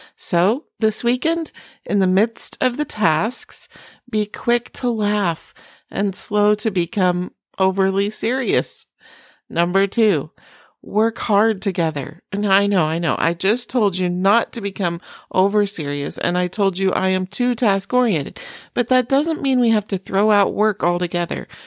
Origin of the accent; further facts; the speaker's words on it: Iowa, United States; moved away; also born or lived in Oklahoma / Chicago; I was born in Oklahoma, grew up as a farm girl in Iowa